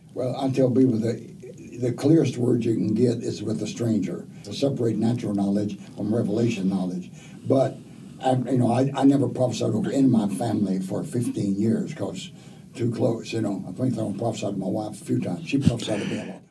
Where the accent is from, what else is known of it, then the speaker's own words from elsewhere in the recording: Oklahoma, United States; I was raised in Oklahoma